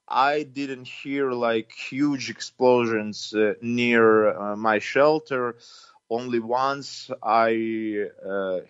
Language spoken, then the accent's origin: English; Ukraine; now in Kyiv, Ukraine; our country